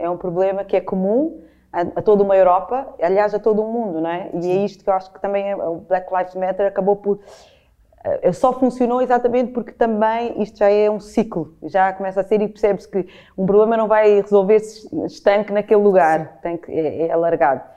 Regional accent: Portugal; costumo autodefinir com muitas vezes como portuguesa

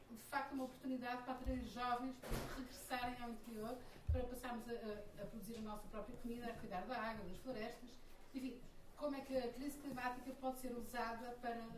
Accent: Porto, Norte, Portugal; moved away as an adult; also born or lived in Lisbon; Eu próprio sou uma neo-rural, sou do Porto, vivi no Porto em Lisboa, mas fartei das grandes cidades e fui para um fim do mundo

